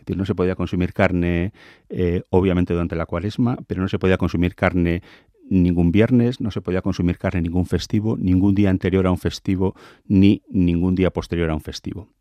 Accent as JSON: {"language": "Spanish", "region": "Basque Country", "country": "Spain"}